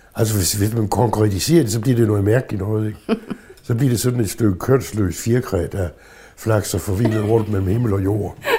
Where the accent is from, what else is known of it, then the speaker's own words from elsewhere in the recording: Southern Jutland, Southern Denmark, Denmark; moved away; jeg er vokset op i Sønderjylland med det sønderjyske